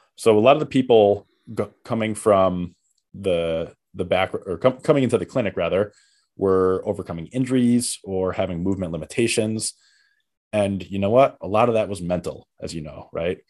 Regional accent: Connecticut, United States; moved away as an adult; also born or lived in Seattle; now in New York City, United States; I'm from Connecticut and I came to New York, like, my whole childhood, young adulthood

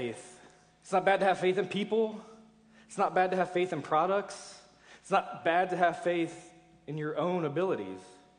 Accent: Cincinnati, Ohio, United States; moved away; I'm from Cincinnati

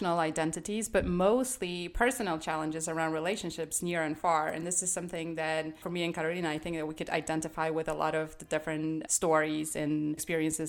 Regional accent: Poland; moved away; when we were growing up in Poland

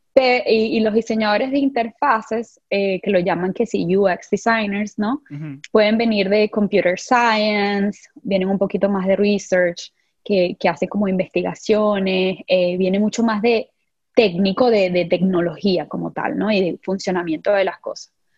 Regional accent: San Juan de los Morros, Guárico, Venezuela; moved away as an adult; yo vengo de, Venezuela, de San Juan de los Morros específicamente, un pueblito, un pueblito, pero mi pueblito, llanera

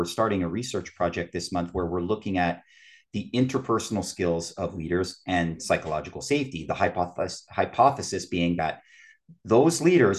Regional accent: Canada; I'm a Canadian.

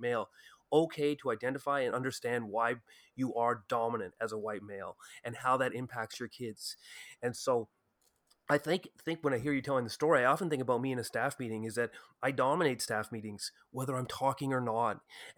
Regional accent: Ottawa, Ontario, Canada; I came from Ottawa, which is a particularly white community, white town in Canada.

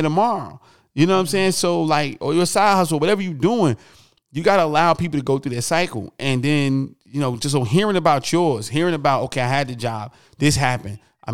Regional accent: Newark, New Jersey, United States; I'm from Newark

